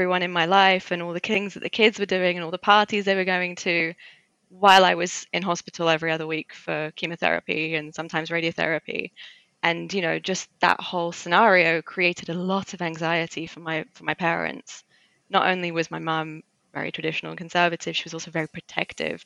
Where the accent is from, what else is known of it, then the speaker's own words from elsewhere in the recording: London, United Kingdom; first language Armenian; English is a second language; I've grown up in London, and London is quite different to the rest of England